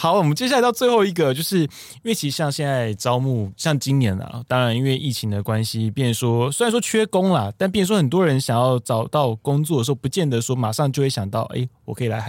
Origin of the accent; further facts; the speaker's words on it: Taiwan; 对，因为我们台湾人很爱去，